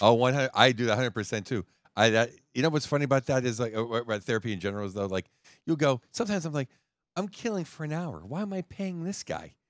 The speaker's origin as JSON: {"language": "English", "town": "Pittsburgh", "region": "Pennsylvania", "country": "United States", "tie": "born or raised there", "said": "I grew up in Pittsburgh"}